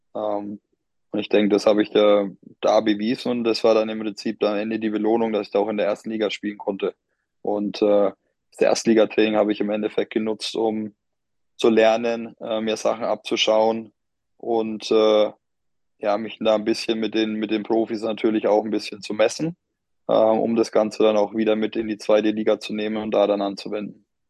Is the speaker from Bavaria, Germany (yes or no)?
yes; Bamberg, Bavaria, Germany; moved away as an adult; also born or lived in Bonn; ich bin Oberfranke